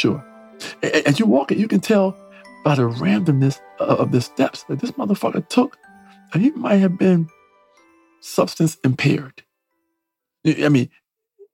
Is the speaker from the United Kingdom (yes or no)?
no; New York City, New York, United States; now in Southern California, United States; I live out here in sunny Southern California, I grew up on the East Coast